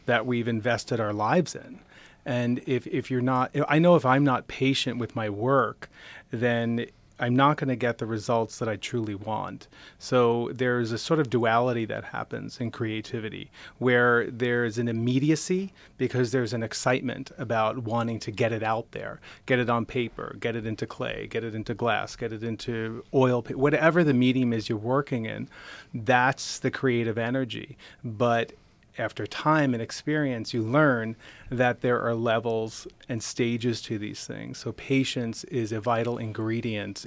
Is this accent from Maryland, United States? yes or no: no; Nassau-Queens border, Long Island, New York, United States; moved away as an adult; now in Rochester, United States; I grew up right outside New York City. on the Nassau Queens border of Long Island and moved up here about thirteen years ago.